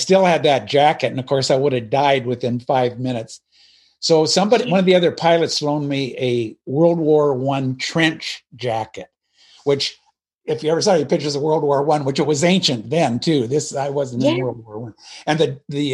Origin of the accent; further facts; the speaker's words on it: Pacific Northwest, United States; moved away; also born or lived in Alabama; I grew up in the Pacific Northwest